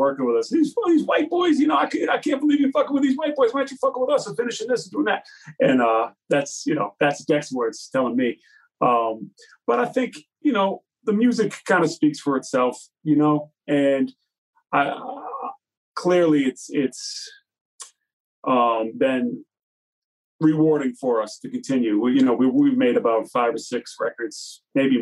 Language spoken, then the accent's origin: English; Massachusetts, United States; I grew up out here in Mass